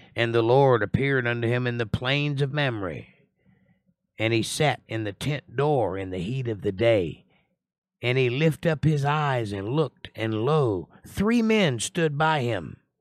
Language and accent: English; Georgia, United States; I'm from Georgia